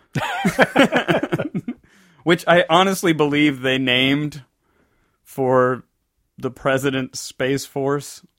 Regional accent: the South, United States; I was born in the South. I grew up in the South. I've lived most of my life in the South.

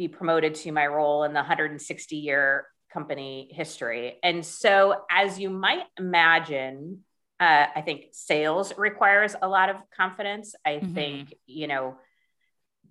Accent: United States; as an American

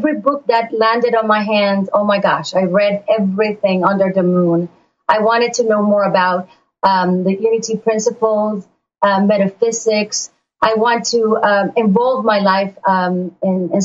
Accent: Puerto Rico; now in Florida, United States; I was born and raised in Puerto Rico

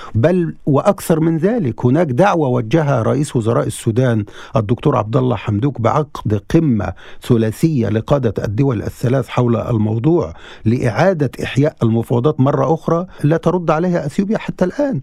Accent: Egypt; نحن كصحفيين مصريين

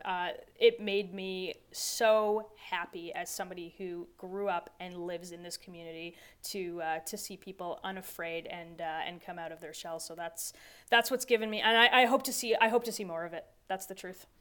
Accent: Toronto, Ontario, Canada; my hometown of Toronto

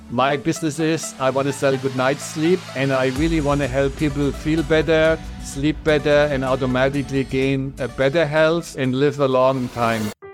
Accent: Germany; accent: German; English is a second language; moved away as an adult; I'm originally from Germany, so everybody will recognize my strong accent

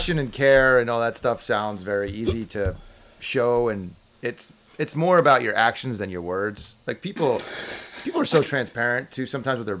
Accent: New Jersey, United States; moved away

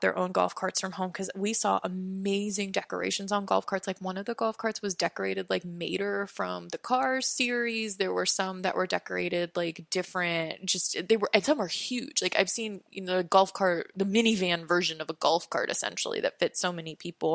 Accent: East Coast, United States; also born or lived in Los Angeles, California; I was originally from Los Angeles, so we grew up as little kids going to Disneyland. And then when I was about six years old, we moved to the East Coast

